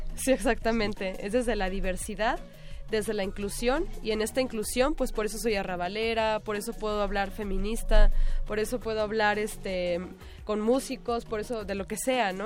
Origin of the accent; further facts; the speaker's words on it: Tijuana, Baja California, Mexico; moved away; Yo soy de Tijuana, nativa de allá